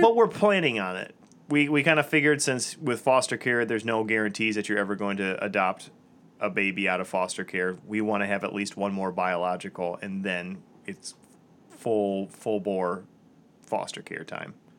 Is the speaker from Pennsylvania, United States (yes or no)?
no; Metamora, Michigan, United States; I grew up in a town called Metamora, which was just south of Lapeer.